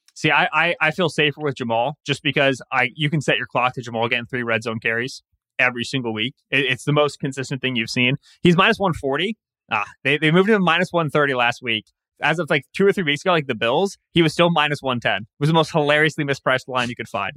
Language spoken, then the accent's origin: English; Pennsylvania, United States; now in Michigan, United States; I was closer geographically growing up to New York than I was to Philly, but I was in Pennsylvania, I was a Philly fan